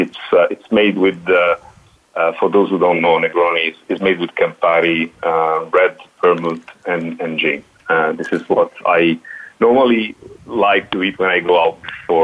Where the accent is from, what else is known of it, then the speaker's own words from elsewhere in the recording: Milan, Lombardy, Italy; also born or lived in London / Canada; from Canada, actually, from Quebec, and Daddy's from Italy. I was born and raised in Milan here. I've had a few spells living and working in London and a short spell in Canada itself.